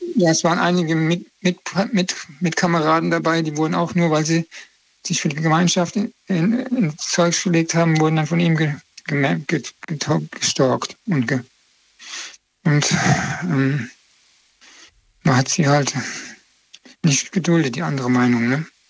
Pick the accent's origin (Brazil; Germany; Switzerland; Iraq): Germany; Koblenz, Rhineland-Palatinate; Ich bin aus Koblenz